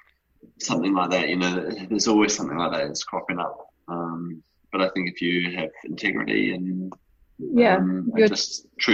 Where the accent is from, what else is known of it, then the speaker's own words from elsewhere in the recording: New Zealand; growing up in New Zealand.